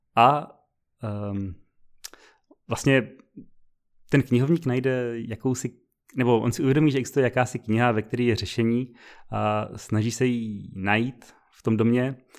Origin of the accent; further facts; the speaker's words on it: Brno, South Moravian Region, Czechia; moved away; jsme z Brna původně